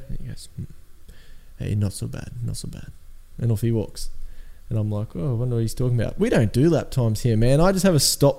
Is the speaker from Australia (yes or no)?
yes; Australia; we're Australian, we're underdogs.